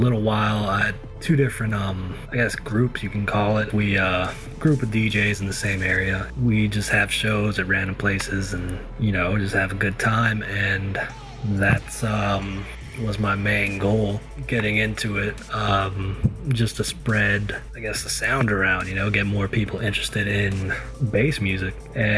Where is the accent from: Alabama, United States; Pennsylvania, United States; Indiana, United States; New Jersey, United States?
Alabama, United States; I am from Alabama.